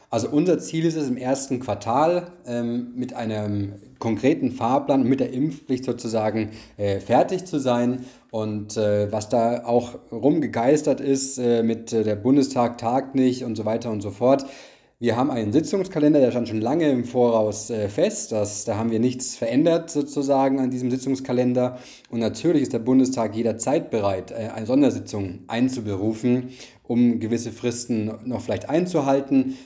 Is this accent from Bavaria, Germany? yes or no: yes; Bavaria, Germany; ich komme ja auch selbst aus Bayern